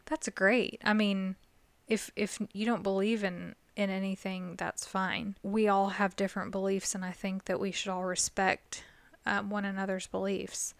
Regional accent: the South, United States; I'm from the South

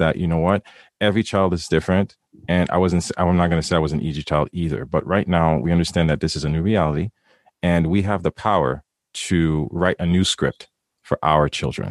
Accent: Haiti; I'm from the Caribbean, I'm from Haiti

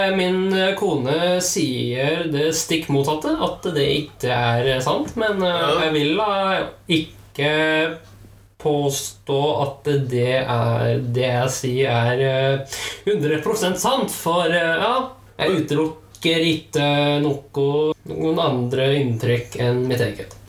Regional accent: Trøndelag, Norway; jeg er fra Trøndelag

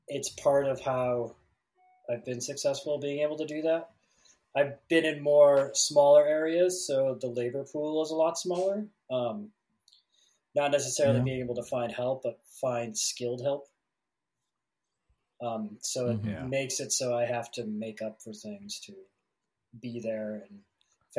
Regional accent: New York, United States; now in Northern California, United States; I'm originally from New York, and I live in Northern, like the real Northern California

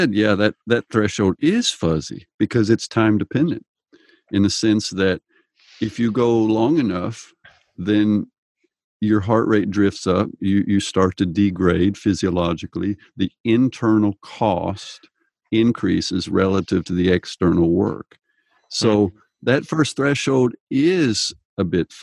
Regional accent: Texas, United States; I grew up in Texas

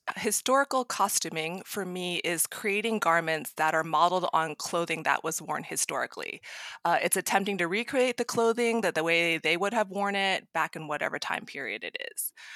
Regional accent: Maryland, United States; now in San Jose, United States; I grew up in Maryland, outside D C, and now I live in San Jose, California.

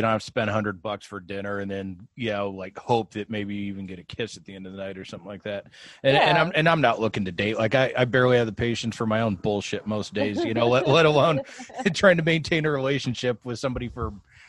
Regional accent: Midwest, United States; I grew up in the Midwest too.

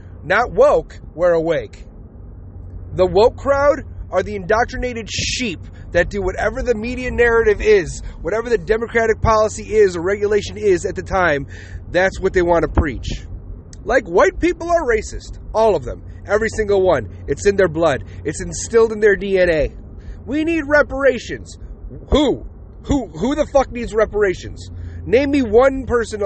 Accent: United States; we as the American people

